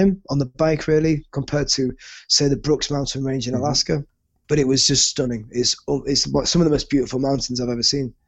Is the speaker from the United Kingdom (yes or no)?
yes; United Kingdom; moved away as an adult; as a Brit